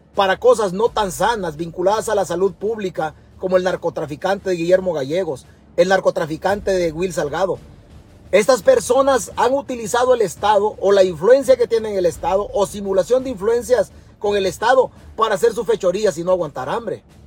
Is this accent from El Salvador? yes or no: yes; El Salvador